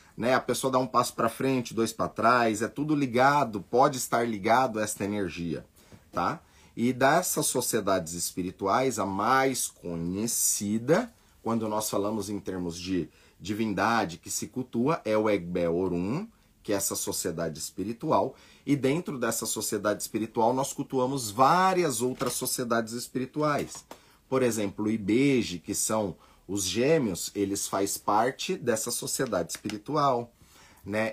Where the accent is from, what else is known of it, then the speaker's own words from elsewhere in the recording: Brazil; nós somos brasileiros, nascemos aqui